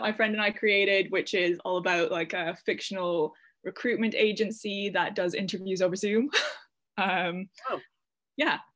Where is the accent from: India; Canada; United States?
Canada; moved away as an adult; now in United Kingdom; I'm from Canada, so it was in the Gulf Islands in British Columbia.